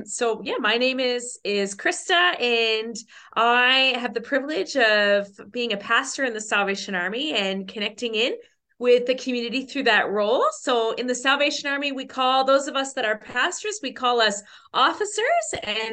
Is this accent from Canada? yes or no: yes; Newfoundland and Labrador, Canada; born there; also born or lived in Australia; So I'm a Newfoundlander by birth.